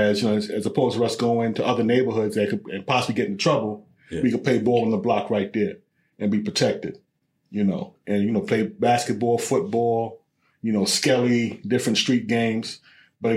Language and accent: English; New York City, New York, United States; growing up in Brooklyn